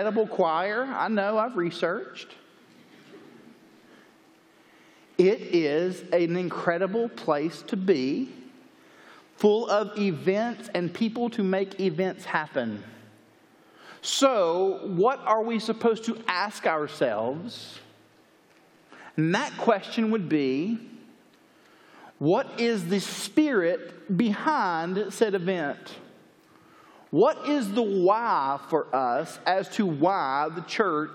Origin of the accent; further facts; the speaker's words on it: Chattanooga, Tennessee, United States; now in Lake Jackson, United States; I'm originally from Chattanooga, Tennessee. I currently live south of Houston, Texas in a place called Lake Jackson